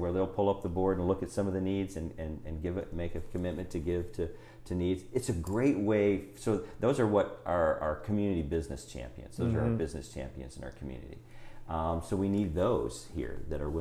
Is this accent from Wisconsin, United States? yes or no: no; Lynchburg, Virginia, United States; I was from Lynchburg